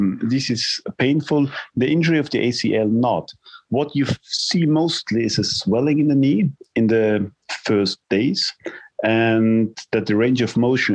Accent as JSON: {"language": "English", "region": "Vienna", "country": "Austria", "said": "I come from Vienna, the home spot is definitely the Neusiedler See"}